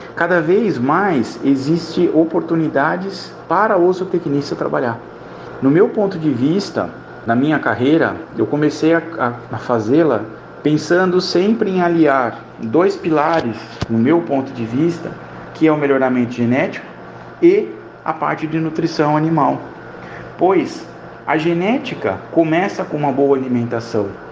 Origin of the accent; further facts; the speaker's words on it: São José dos Campos, São Paulo, Brazil; moved away as an adult; also born or lived in southern Minas Gerais; Sou natural de São José dos Campos, mas vivi em São Paulo durante muitos anos